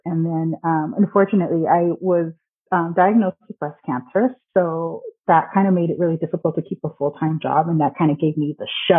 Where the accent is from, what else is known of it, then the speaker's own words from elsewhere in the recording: California, United States; I am from California. I went to UC Santa Barbara